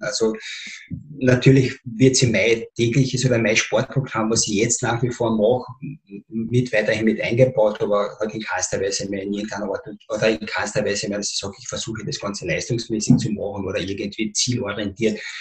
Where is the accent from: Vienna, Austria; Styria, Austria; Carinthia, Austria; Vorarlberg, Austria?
Carinthia, Austria; Spittal an der Drau; Ich bin ein Spitaler. Ja. Ich bin im Spital geboren, aufgewachsen und Schule gegangen